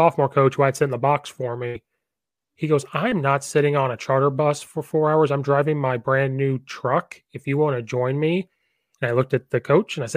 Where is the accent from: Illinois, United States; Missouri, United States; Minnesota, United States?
Illinois, United States; moved away as an adult; now in Naperville, United States; I'm from a small town in between Danville and Champaign. And so I always had to finally say I'm from Champaign